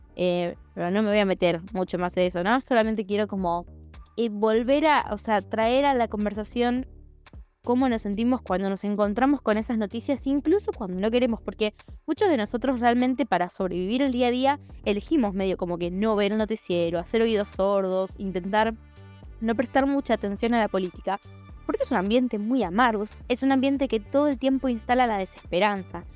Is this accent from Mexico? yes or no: no; Argentina